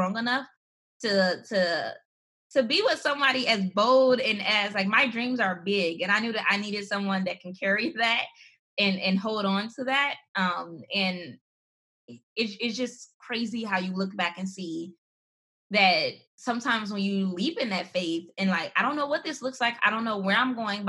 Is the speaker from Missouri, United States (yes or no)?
no; Gary, Indiana, United States; I grew up in Gary, Indiana, this small city